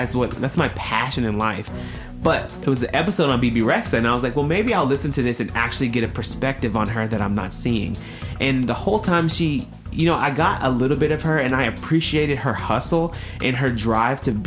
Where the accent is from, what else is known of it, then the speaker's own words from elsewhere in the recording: Tennessee, United States; I'm from Tennessee.